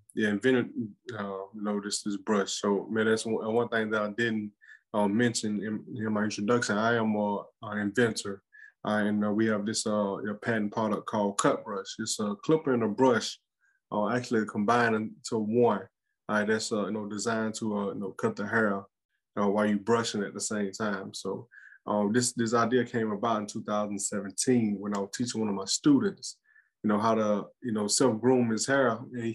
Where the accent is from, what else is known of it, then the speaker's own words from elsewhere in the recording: Mississippi, United States; moved away as an adult; also born or lived in Virginia; now in Alabama, United States; I'm originally from Mississippi